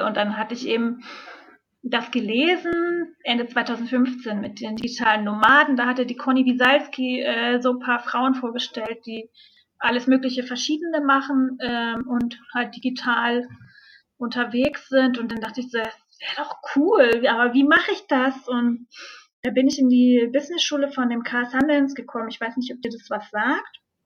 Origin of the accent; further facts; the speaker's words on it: Hamburg, Germany; moved away; ich komme aus Hamburg ursprünglich